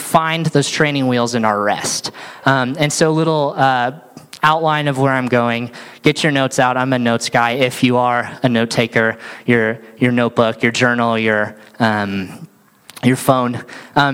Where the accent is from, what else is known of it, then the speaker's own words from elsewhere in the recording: Sandy, Utah, United States; So I grew up here in Sandy, Utah, Utah boy